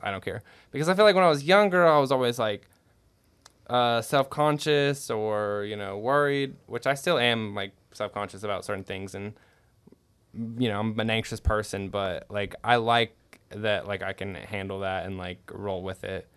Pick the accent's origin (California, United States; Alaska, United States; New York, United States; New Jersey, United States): California, United States; I was born in California